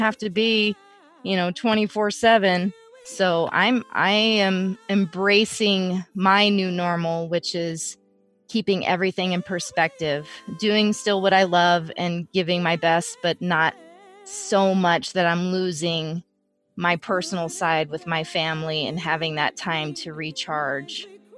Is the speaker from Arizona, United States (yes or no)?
yes; Phoenix, Arizona, United States; I grew up in Phoenix. I lived in LA. I lived in Tucson.